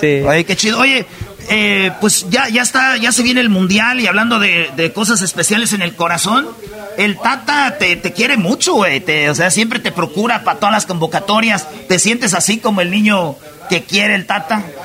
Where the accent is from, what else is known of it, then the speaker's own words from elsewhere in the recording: Jiquilpan, Michoacán, Mexico; yo soy de Michoacán